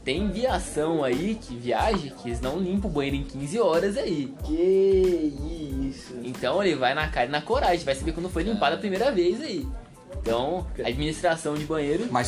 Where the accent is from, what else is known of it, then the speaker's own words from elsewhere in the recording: Palmares Paulista, São Paulo, Brazil; sou interior de São Paulo, Palmares Paulista.